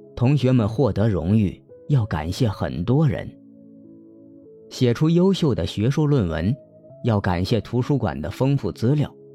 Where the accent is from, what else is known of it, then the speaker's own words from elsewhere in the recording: Hunan, China; accent: cannot distinguish front and back nasals; 我是湖南人，区分不了前后鼻音